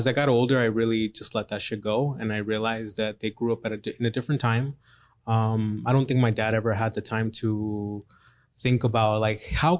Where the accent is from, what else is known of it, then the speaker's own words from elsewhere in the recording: Mexico; now in Phoenix, United States; I was born in Mexico.